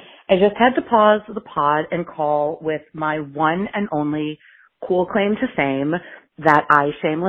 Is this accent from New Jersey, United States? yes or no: no; Washington, District of Columbia, United States; an 11-year-old growing up in Washington, D.C.